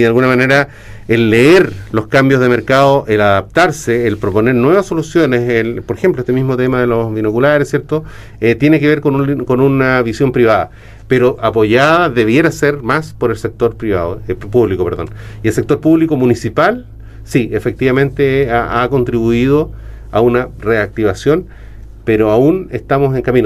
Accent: Chile; en Chile nosotros tenemos un desarrollo de industria del turismo

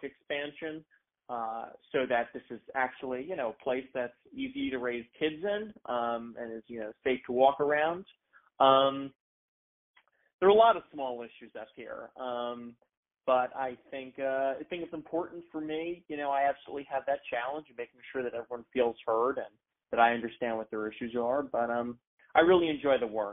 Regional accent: Nyack, New York, United States; moved away as an adult; now in Ithaca, United States; Nyack, New York, and Rockland County, downstate, about a half hour north of the city

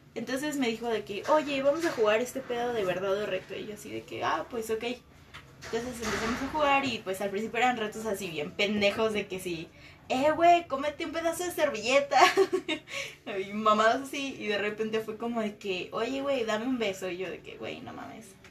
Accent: Mexico City, Mexico; moved away as an adult; now in Morelia, Mexico; soy de la Ciudad de México, tengo como un año viviendo aquí

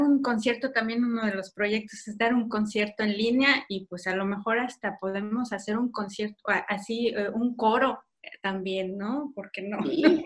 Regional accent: Mexico; now in Berlin, Germany; nuestra vida como mexicanos en el extranjero

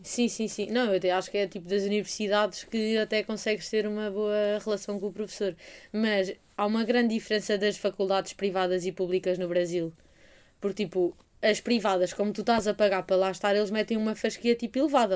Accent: Portugal; português, de Portugal

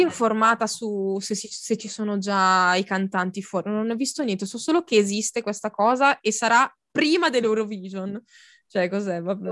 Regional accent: Lombardy, Italy; io proprio anche i bisnonni, i trisnonni, tutti lombardi

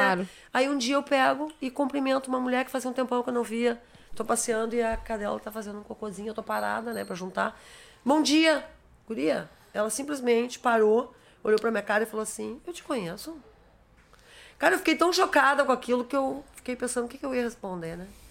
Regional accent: Rio Grande do Sul, Brazil; Eu sou gaúcha e eu assumo isso

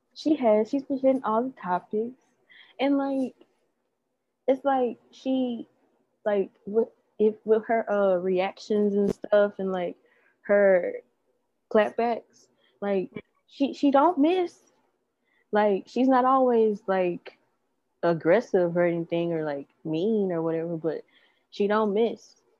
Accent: Memphis, Tennessee, United States; we are from Memphis. Like we are from a metropolitan area.

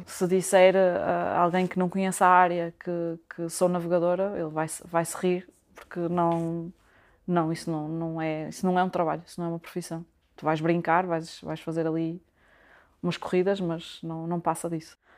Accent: Braga, Norte, Portugal; moved away as an adult; now in Vila do Conde, Portugal; Sou natural de Braga, apesar de neste momento estar a viver em Vila do Conde

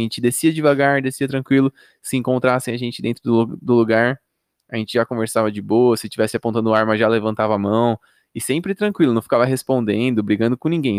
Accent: São Paulo, Brazil; moved away as an adult; now in Campinas, Brazil; eu sou de São Paulo, mas eu moro em Campinas já tem 6, 7 anos

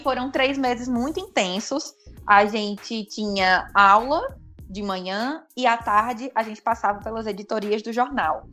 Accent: Brejo Santo, Ceará, Brazil; also born or lived in Fortaleza / Natal / São Paulo; Eu estou em Brejo Santo, é, que é a cidade para onde eu me mudei quando eu tinha seis anos de idade. Eu nasci em Fortaleza, me mudei para cá

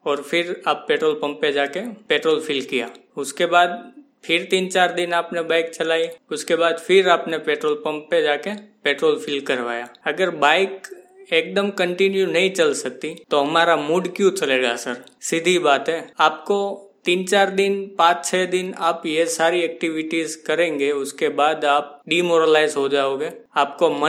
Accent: Mumbai, Maharashtra, India; मैं मुंबई से हूँ

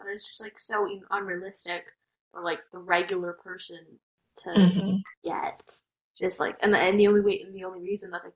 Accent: United States; I'm Indian American

